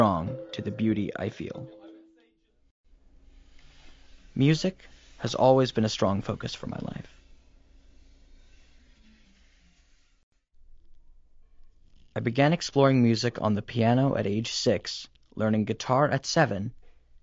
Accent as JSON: {"language": "English", "town": "Regina", "region": "Saskatchewan", "country": "Canada", "tie": "born or raised there", "said": "I was born in Regina, Saskatchewan."}